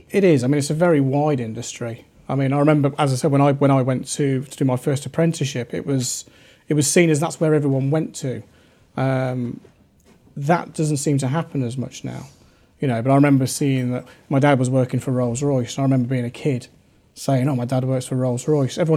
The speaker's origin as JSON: {"language": "English", "town": "Rugby", "region": "West Midlands", "country": "United Kingdom", "tie": "born or raised there", "said": "I think it was in my genes, really, um, and also growing up in Rugby. Uh, it's a very industrious area."}